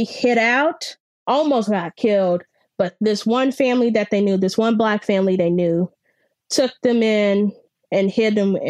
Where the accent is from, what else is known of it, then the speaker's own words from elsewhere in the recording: Kansas City, Missouri, United States; I am 20 years old and I live in Kansas City. I am from Kansas City, but most of my family is from Oklahoma on my father's side.